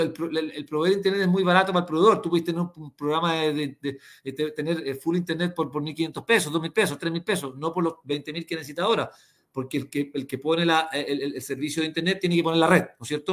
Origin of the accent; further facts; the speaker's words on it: Chile; todos somos los chilenos